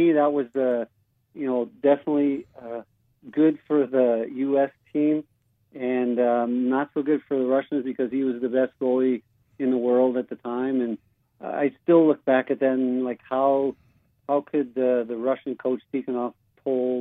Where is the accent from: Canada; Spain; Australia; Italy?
Canada; moved away as an adult; growing up in Canada and watching the 72 Summit Series